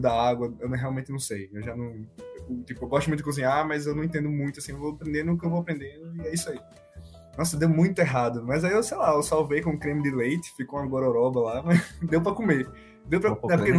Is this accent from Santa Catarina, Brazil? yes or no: no; Maceió, Alagoas, Brazil; eu sou de Maceió